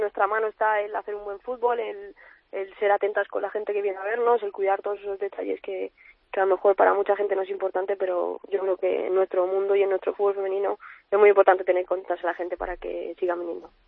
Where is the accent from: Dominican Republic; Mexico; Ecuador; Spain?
Spain; Madrid, Community of Madrid; también soy de aquí de Madrid